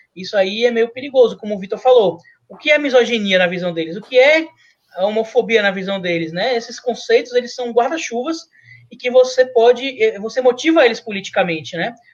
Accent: Bahia, Brazil; Eu sou baiano

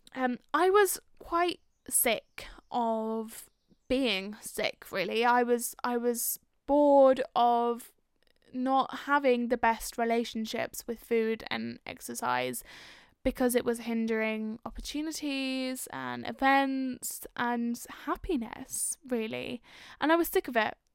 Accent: London, United Kingdom; I am from North London.

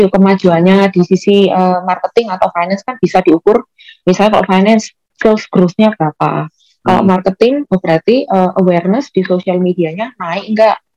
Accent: Malang, East Java, Indonesia; Aku kan bukan uh, bukan berdomisili di Jakarta. Aku asli orang Malang dan keluargaku juga di Malang, kehidupanku juga di Malang.

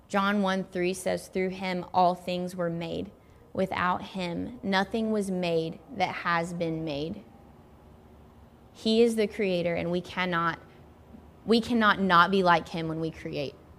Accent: Tennessee, United States; moved away; also born or lived in Redding, California; I grew up in Tennessee

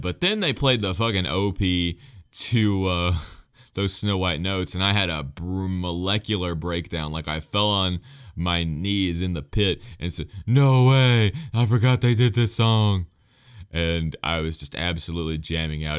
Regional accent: United States; as an American fan

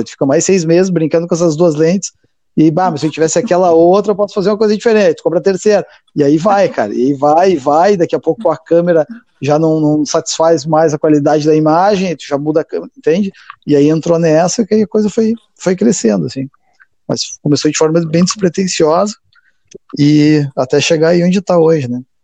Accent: Passo Fundo, Rio Grande do Sul, Brazil; cresci em Passo Fundo

